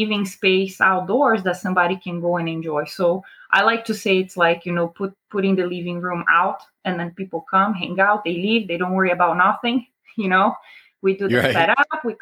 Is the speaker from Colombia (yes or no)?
no; Brazil; also born or lived in New Jersey, United States; now in Sarasota, United States; I am originally from Brazil, born and raised. I moved to America in 2000, so I've been here for just about 22 years